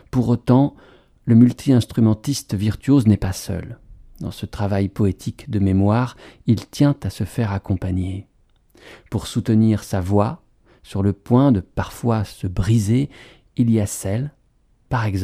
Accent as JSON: {"language": "French", "region": "Colorado", "country": "United States", "tie": "born or raised there", "said": "J'ai grandi dans le Colorado, au milieu des montagnes."}